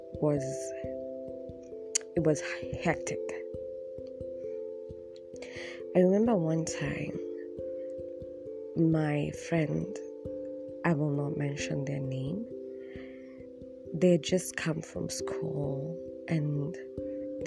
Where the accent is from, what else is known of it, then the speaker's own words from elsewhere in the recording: Nairobi, Kenya; I'm from Dandora